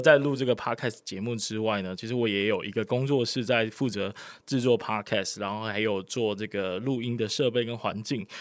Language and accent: Chinese; Kaohsiung, Taiwan; 身为高雄人之耻